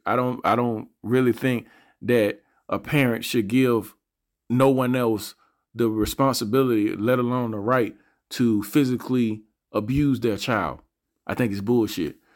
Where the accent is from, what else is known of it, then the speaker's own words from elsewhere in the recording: Montgomery, Alabama, United States; I'm from Montgomery, Alabama. I grew up in a part of Montgomery